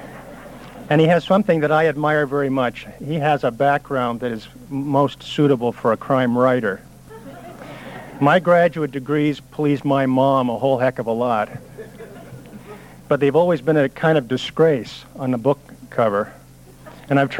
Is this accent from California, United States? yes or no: yes; Long Beach, California, United States; I was born in Long Beach, California